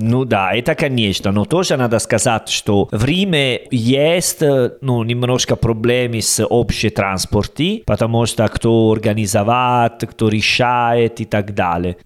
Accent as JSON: {"language": "Russian", "country": "Italy", "second_language": "Russian", "moved": "yes", "lives_now": "Uzbekistan", "said": "я итальянцы"}